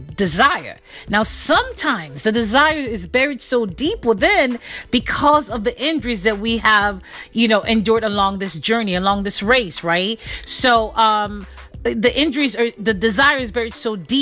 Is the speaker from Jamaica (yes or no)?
yes; Jamaica; Being Jamaican